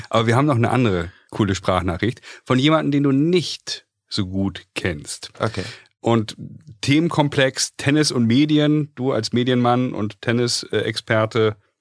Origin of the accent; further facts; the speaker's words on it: Hamburg, Germany; Wir Sind ja beide Hamburger Jungs hier